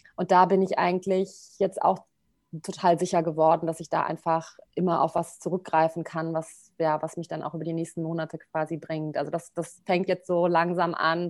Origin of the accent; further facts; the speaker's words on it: Bonn, North Rhine-Westphalia, Germany; Also ich komme aus Bonn